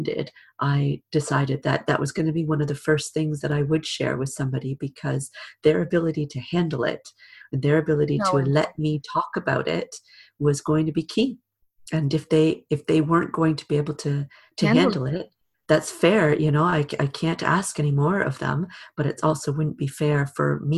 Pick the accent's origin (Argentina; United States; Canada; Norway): Canada; also born or lived in Britain; now in United Kingdom; In Canada, my home country, and here in Britain, where I live now